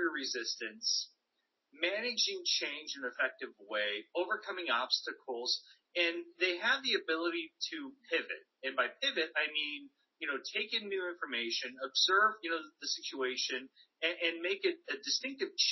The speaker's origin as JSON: {"language": "English", "country": "United States", "tie": "born or raised there", "said": "the school system that I grew up in the States"}